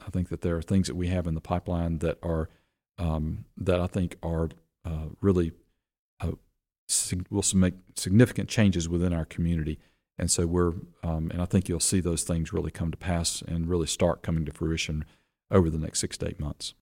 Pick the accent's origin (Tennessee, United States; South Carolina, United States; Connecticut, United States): South Carolina, United States; Rock Hill; I grew up in Rock Hill. My family moved here in nineteen seventy-three